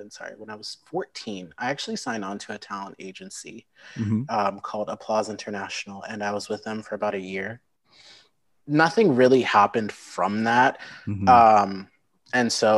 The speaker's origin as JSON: {"language": "English", "town": "Lincoln", "region": "Nebraska", "country": "United States", "tie": "born or raised there", "also_born_or_lived": "St. Louis, Missouri / Sioux Falls, South Dakota / Omaha, Nebraska", "said": "we lived there for a couple years and then moved to Lincoln in May of 2000, just a couple months before I turned five."}